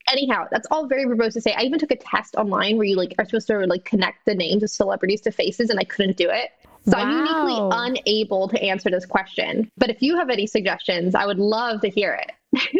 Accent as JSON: {"language": "English", "town": "Austin", "region": "Texas", "country": "United States", "tie": "born or raised there", "said": "it was cute growing up in Austin."}